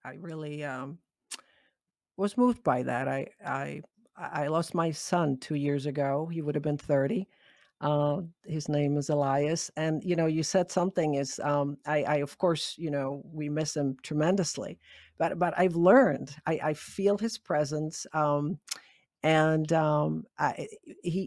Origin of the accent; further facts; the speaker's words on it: Prague, Czechia; moved away; I was born and raised in Prague and went back there this year